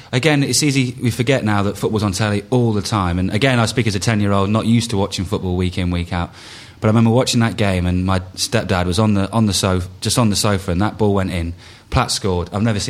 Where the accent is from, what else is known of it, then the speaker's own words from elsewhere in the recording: England, United Kingdom; we're English as well.